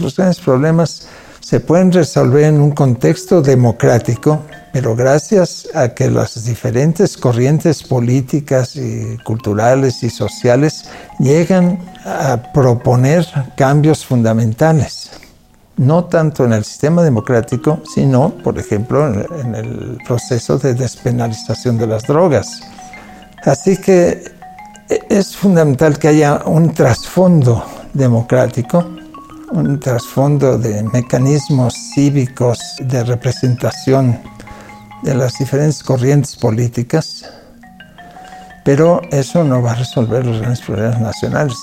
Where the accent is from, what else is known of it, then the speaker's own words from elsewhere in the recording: Mexico; first language Catalan; Spanish is a second language; soy hijo de padres catalanes que huyeron del franquismo, se exiliaron en México y mi lengua materna no es el español, es el catalán.